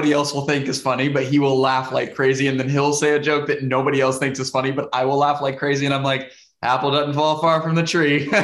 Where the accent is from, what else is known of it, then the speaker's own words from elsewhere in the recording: Arkansas, United States; Walmart Walmart was was started right by my hometown. It's crazy. Um, which is funny because I feel like because I grew up in that town, I'm always looking for WalMarts everywhere I go.